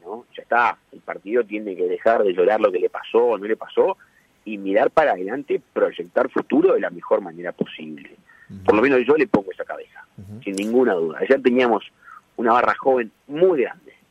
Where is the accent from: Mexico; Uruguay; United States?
Uruguay